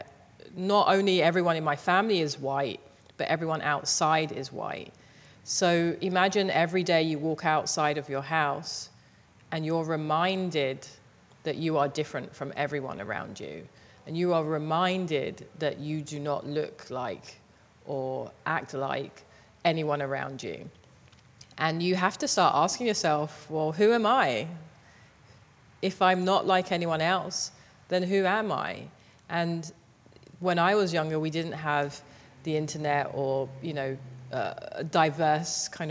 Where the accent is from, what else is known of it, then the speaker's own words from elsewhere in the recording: London, United Kingdom; I grew up in Southeast London in a place called Thamesmead